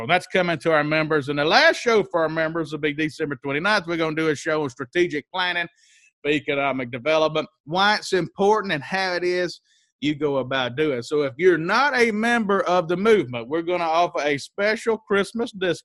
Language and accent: English; Mississippi, United States; I grew up in Mississippi